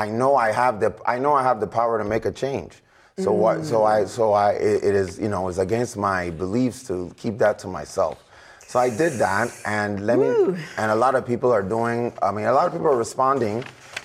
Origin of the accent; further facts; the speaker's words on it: Nigeria; now in United States; As a Nigerian, somebody that grew up in Africa